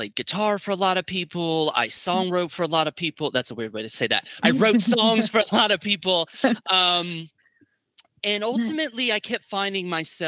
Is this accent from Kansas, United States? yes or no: no; Gainesville, Florida, United States; also born or lived in Miami, Florida; now in Nashville, United States; I grew up in Gainesville, Florida